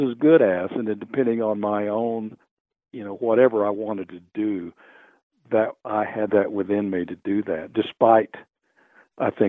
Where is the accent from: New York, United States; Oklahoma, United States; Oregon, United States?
Oklahoma, United States; Oklahoma City; also born or lived in Norman, Oklahoma; now in Denver, United States; I grew up in Oklahoma City and Norman and actually through my up to my high school years moved around to different parts of the state because my dad was a Methodist minister.